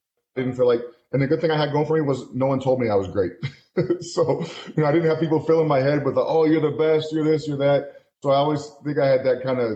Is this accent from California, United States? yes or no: no; Lovington, New Mexico, United States; moved away as an adult; also born or lived in Washington / Albuquerque, New Mexico / Chicago; Going from Lovington, my hometown, to Albuquerque was a culture shock for me